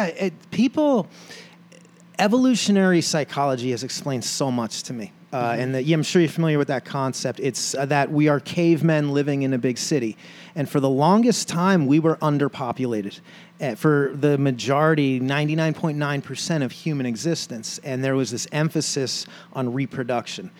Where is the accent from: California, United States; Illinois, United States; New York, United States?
New York, United States; New York City; moved away; also born or lived in New Jersey; I grew up in New York City, and I grew up as a New York Yankees fan